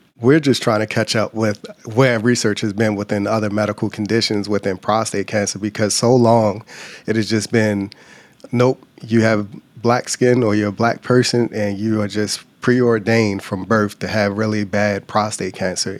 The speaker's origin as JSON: {"language": "English", "town": "Baltimore", "region": "Maryland", "country": "United States", "tie": "born or raised there", "also_born_or_lived": "Louisiana / Virginia / Michigan", "moved": "as an adult", "said": "Grew up in Baltimore, Maryland"}